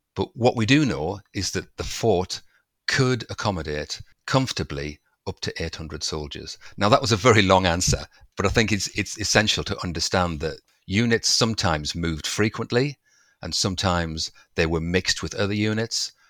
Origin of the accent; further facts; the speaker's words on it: Durham, North East England, United Kingdom; I'm from Durham, not too far away, and I was in my early teens